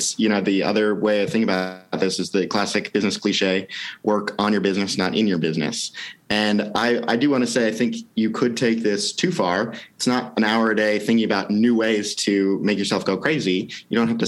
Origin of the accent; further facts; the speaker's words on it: Wisconsin, United States; also born or lived in England; now in Portland, United States; We grew up in Wisconsin